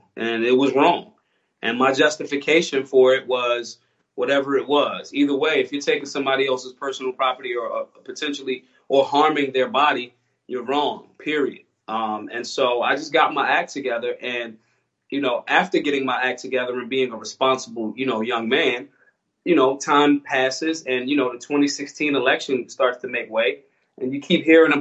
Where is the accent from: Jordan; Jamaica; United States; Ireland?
United States; Philadelphia, Pennsylvania; I'm from Philly